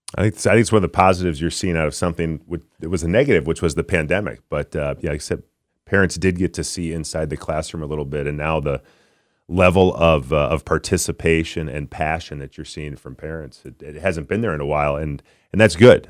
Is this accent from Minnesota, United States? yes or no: yes; Minnesota, United States; born and raised in Minnesota